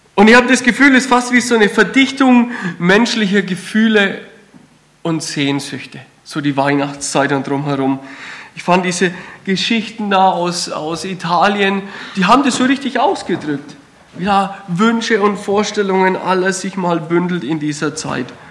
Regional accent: Kreilsheim, Bavaria, Germany; accent: Franconian; moved away as an adult; now in Württemberg, Germany; Man hört es vielleicht am Dialekt, ich komme aus dem Fränkischen, so ein kleines Dorf äh, in der Nähe von Feuchtwangen, Kreilsheim

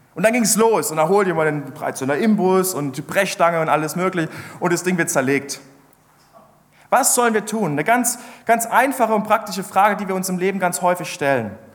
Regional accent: Ludwigshafen, Rhineland-Palatinate, Germany; moved away; ursprünglich komme ich aus der Pfalz

